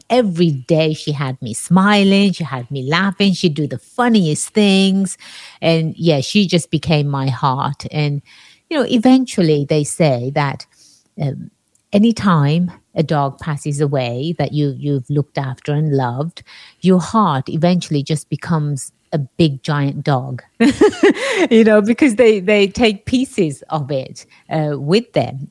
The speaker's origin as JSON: {"language": "English", "region": "England", "country": "United Kingdom", "tie": "born or raised there", "moved": "yes", "said": "growing up in England"}